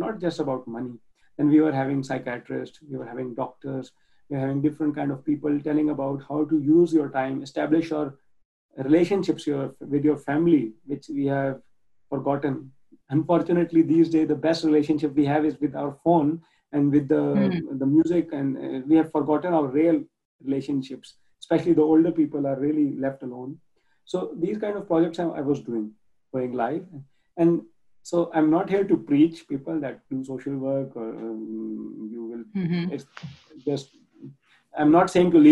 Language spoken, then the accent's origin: English; Pakistan; moved away as an adult; now in Germany; I grew up in Pakistan, it's not one of the richest countries, it's a developing nation.